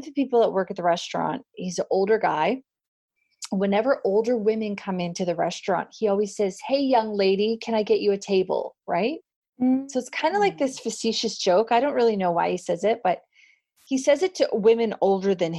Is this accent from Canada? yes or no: yes; Canada; me being Canadian